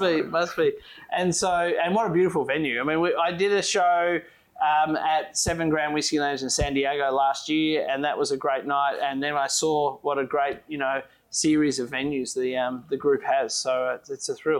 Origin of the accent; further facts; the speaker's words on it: Tasmania, Australia; we're from Australia, or well, Tasmania, which is part of Australia